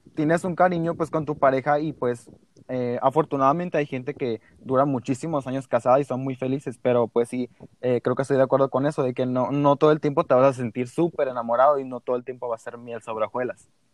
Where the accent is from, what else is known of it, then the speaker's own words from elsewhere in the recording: Mexico; Soy mexicano a morir